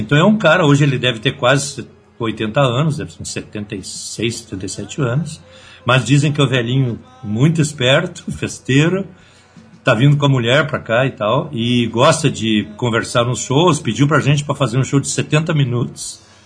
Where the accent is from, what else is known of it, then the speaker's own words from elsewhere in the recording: Rio Grande do Sul, Brazil; eu sou gaúcho, então eu, eu sou tenho um pouco mais de idade, eu tenho 60 anos. Então eu me criei ainda numa geração